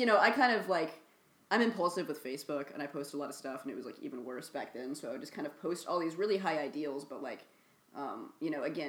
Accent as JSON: {"language": "English", "town": "Kansas City", "country": "United States", "tie": "born or raised there", "moved": "as an adult", "lives_now": "Los Angeles, United States", "said": "I was living in Kansas City at the time."}